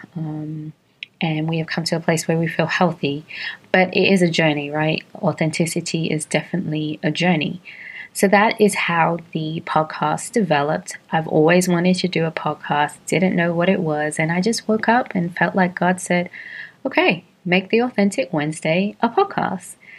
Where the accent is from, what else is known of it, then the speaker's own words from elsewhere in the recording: London, United Kingdom; moved away as an adult; now in Atlanta, United States; I was born and raised in London to Caribbean parents, and I have been living in Atlanta for the past 13 and a half years